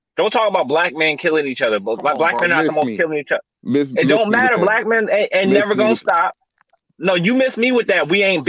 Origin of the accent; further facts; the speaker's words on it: Chicago, Illinois, United States; I was born in Chicago.